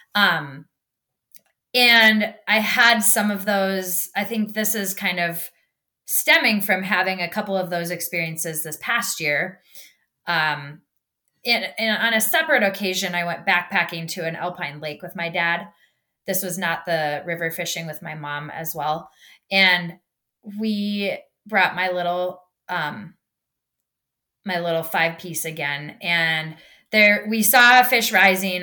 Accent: Minnesota, United States; I'm from Minnesota.

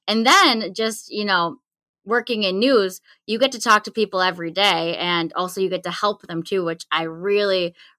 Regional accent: Lancaster, New York, United States; You got it. Lancaster, New York.

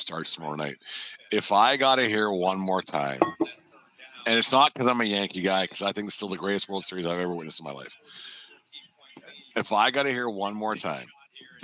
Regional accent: Canada; we're Canadian

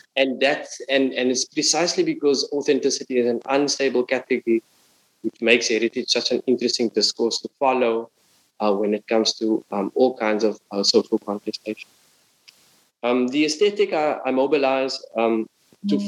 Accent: Cape Town, Western Cape, South Africa; moved away as an adult; now in Berlin, Germany; my hometown, Cape Town

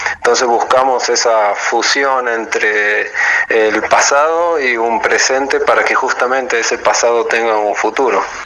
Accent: Santiago del Estero, Argentina; de Santiago del Estero, cocinero

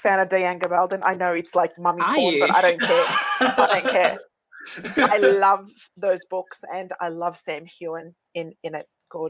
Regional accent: Ottawa, Ontario, Canada; I grew up in Ottawa.

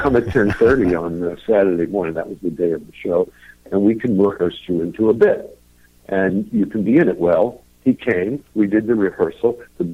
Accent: New York City, New York, United States; I was born and raised in Brooklyn

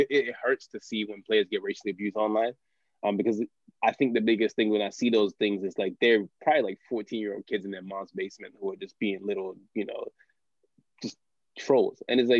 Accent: United States; especially being American

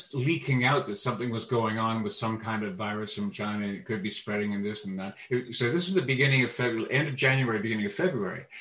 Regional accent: Canada; born on the other side of and growing up in Canada

